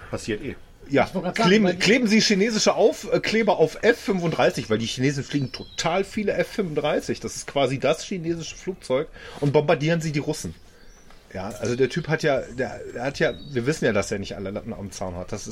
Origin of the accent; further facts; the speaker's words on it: Germany; Und ich finde, das ist da, wo wir uns als Deutsche mit einbringen müssen.